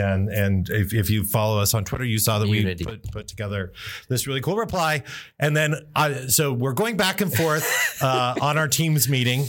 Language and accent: English; Newfoundland and Labrador, Canada; I am Newfoundlander.